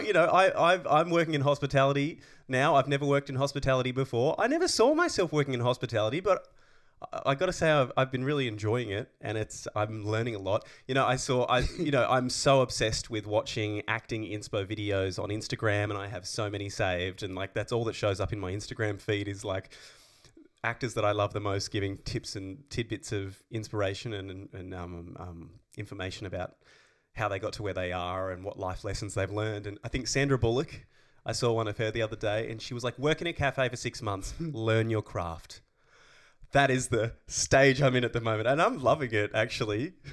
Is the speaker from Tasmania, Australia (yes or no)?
yes; Tasmania, Australia; moved away as an adult; now in Melbourne, Australia; I've never lived out of Tassie